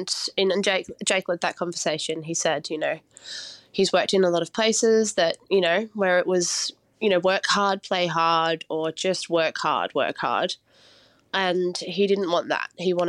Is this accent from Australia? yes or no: yes; New South Wales, Australia; So I grew up in the Blue Mountains in New South Wales, and I was raised by my mum